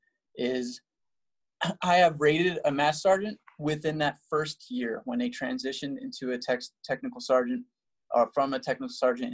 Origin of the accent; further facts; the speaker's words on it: New Jersey, United States; moved away; I'm from New Jersey, and we don't have a team.